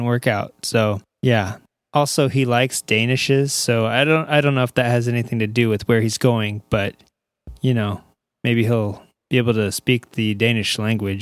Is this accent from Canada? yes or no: no; Southern California, United States; I'm from Southern California